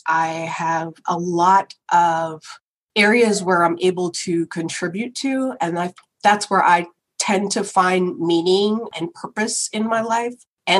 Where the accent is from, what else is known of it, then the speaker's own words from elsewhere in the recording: Woodbury, New Jersey, United States; also born or lived in California; I'm born and raised in Woodbury, New Jersey, and I found myself 3,000 miles away for undergrad, you know, at Stanford